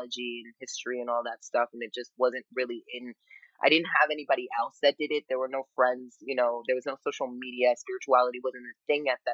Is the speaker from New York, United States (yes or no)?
yes; New York City, New York, United States; now in New Orleans, United States; I'm from Brooklyn, New York